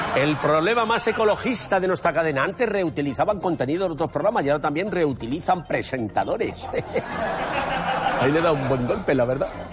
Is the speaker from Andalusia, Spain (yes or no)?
no; Madrid, Community of Madrid, Spain; Como madrileño que soy